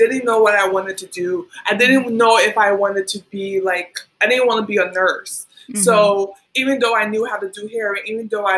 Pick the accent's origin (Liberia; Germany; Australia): Liberia; also born or lived in United States; now in New York, United States; So I grew up, I was born in America, but I grew up in Liberia